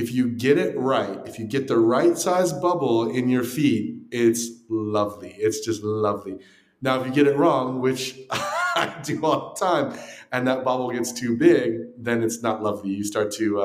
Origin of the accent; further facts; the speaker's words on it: Southern California, United States; moved away; also born or lived in Texas; I grew up in Southern California.